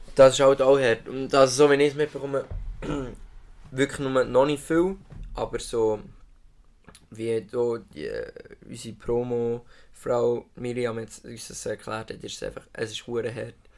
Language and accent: German; Solothurn, Switzerland; ich bin Solothurner Bub, 20 Jahre hier